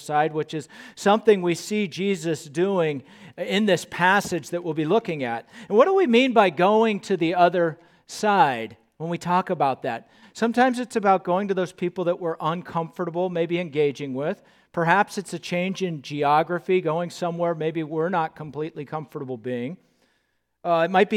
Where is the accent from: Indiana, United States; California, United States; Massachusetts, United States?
California, United States; Southern; moved away as an adult; now in Moorhead, United States; I grew up in Southern California